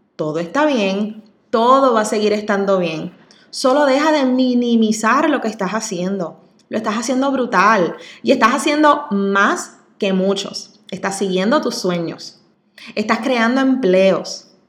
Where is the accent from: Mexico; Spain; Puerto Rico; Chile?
Puerto Rico; Coamo; also born or lived in San Juan; en Coamo, en ese es mi pueblo, donde siempre soñé con abrir algún tipo de negocio algún día, siguiéndole los pasos a mis padres, que son mi mayor ejemplo, orgullosísima de donde soy